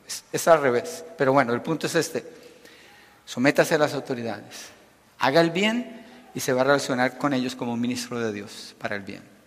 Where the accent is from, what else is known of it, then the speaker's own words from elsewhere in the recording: Colombia; now in United States; Nací en Colombia, pero soy un ciudadano americano